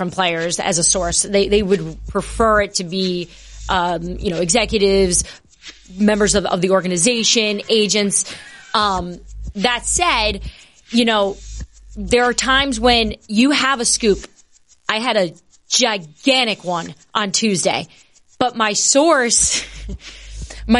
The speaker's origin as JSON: {"language": "English", "region": "New Jersey", "country": "United States", "tie": "born or raised there", "also_born_or_lived": "Bronx, New York / Washington, D.C. area / Seattle", "moved": "as an adult", "said": "I'm originally from the Bronx, but I grew up in New Jersey"}